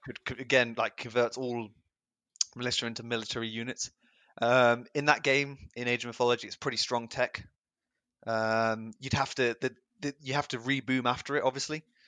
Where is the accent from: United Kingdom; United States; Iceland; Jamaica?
United Kingdom; England; I'm from England.